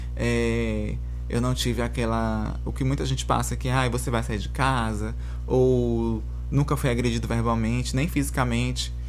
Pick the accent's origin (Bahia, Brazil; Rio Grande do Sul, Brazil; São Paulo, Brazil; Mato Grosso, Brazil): Bahia, Brazil; moved away; vindo de onde eu vim, da Bahia